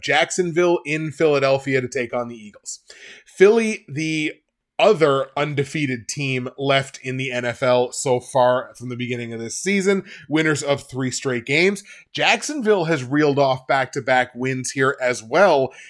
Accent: Canada; also born or lived in Nova Scotia; I'm, I'm Canadian

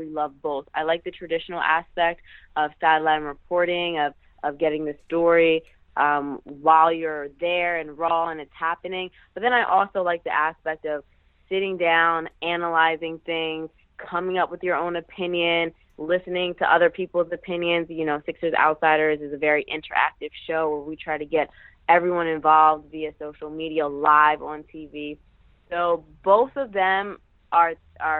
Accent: Philadelphia, Pennsylvania, United States; I grew up in the Philadelphia market, so this has always been my hometown market

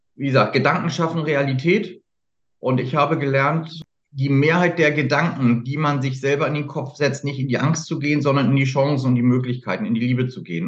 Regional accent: Hamburg, Germany; Ich bin im Süden Hamburgs groß geworden

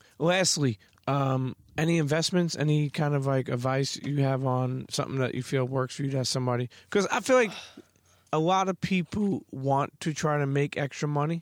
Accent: New York City, New York, United States; the way we grew up in Brooklyn

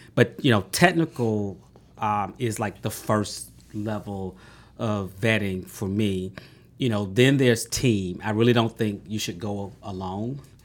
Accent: Atlanta, Georgia, United States; I grew up in Southwest Atlanta

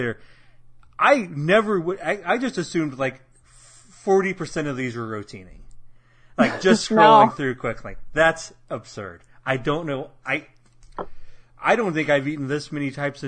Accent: Midwest, United States; as a Midwesterner growing up in the late 90s

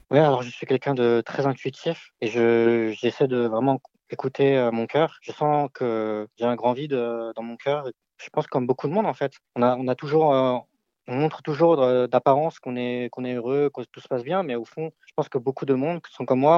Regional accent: France; je suis né ici en France euh, de parents d'origine chinoise.

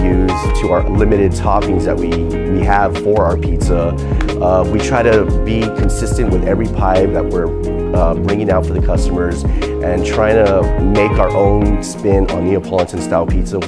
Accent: Alamo, Texas, United States; I'm originally from Alamo, Texas

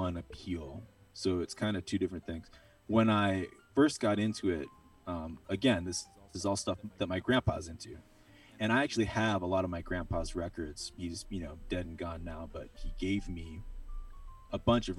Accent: Maine, United States; also born or lived in Baltimore, Maryland; now in Greensboro, United States; I'm from Maine. So I'm from Maine and I'm old.

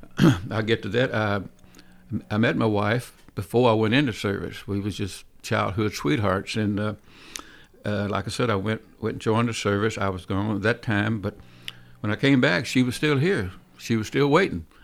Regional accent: Nashville, Tennessee, United States; I was born in, uh, Nashville, East Nashville. I was raised in East Nashville, went to school in East Nashville.

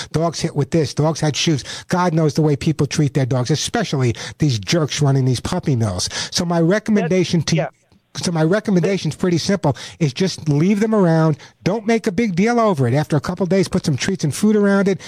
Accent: Santa Monica, California, United States; my hometown of Santa Monica

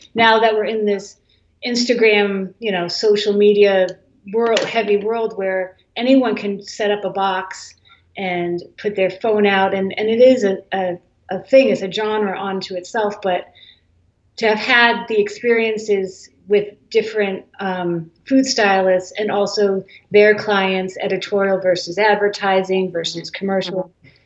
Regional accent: Holliston, Massachusetts, United States; also born or lived in Flushing, New York / Brewster, Cape Cod, Massachusetts; I was born in Flushing, New York, and then when I was two, we moved to Massachusetts. So I grew up in Holliston, Mass, which is a suburb

